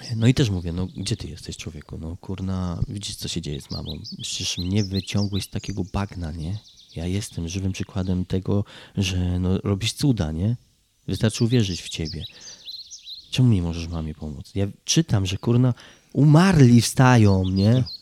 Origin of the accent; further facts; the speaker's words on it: Kraków, Lesser Poland, Poland; pochodzę z Krakowa